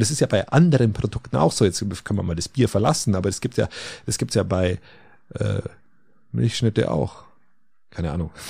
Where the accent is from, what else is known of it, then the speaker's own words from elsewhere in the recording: Bavaria, Germany; Ich bin in der Nähe der Wieskirche aufgewachsen